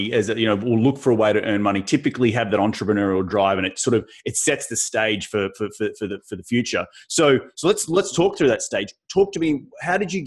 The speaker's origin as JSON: {"language": "English", "country": "Australia", "tie": "born or raised there", "moved": "yes", "lives_now": "United States", "said": "Australia, my home country"}